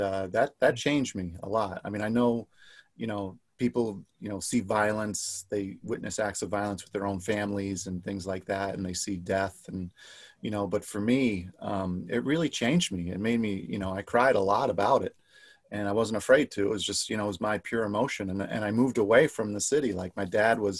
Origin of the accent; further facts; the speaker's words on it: New York City, New York, United States; now in Rochester, United States; I grew up in New York City